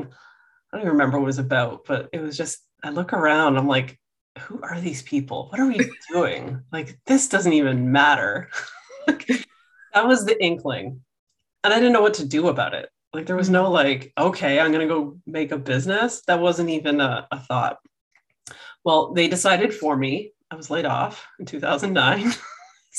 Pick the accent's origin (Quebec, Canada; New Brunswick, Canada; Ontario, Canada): Ontario, Canada; outside of Toronto; I grew up outside of Toronto